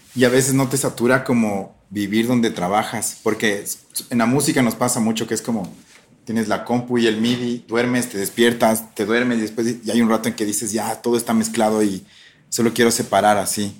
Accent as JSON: {"language": "Spanish", "town": "Ambato", "region": "Tungurahua", "country": "Ecuador", "said": "yo soy de Ambato"}